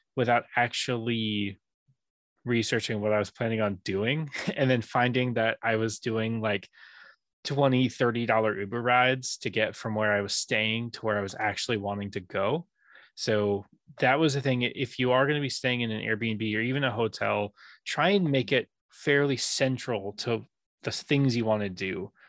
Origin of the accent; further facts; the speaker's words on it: San Diego, California, United States; also born or lived in Japan; growing up in San Diego